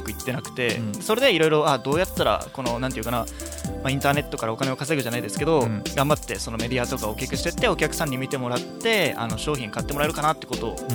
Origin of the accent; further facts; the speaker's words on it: Uruma, Okinawa, Japan; 僕の実家がうるま市にあって